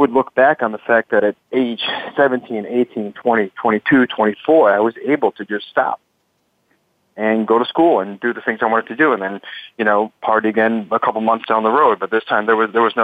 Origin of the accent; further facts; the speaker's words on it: Chicago, Illinois, United States; from Chicago, Skokie, and also West Rogers Park